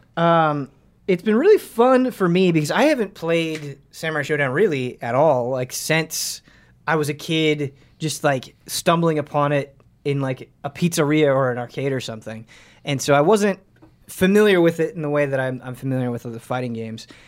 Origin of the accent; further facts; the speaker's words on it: Midwest, United States; growing up in the Mid- Midwest